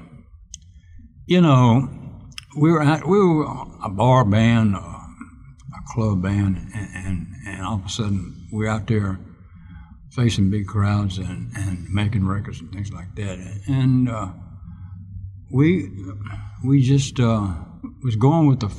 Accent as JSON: {"language": "English", "town": "Meridian", "region": "Mississippi", "country": "United States", "tie": "born or raised there", "also_born_or_lived": "New York / Los Angeles", "moved": "as an adult", "said": "I was from Meridian, Mississippi."}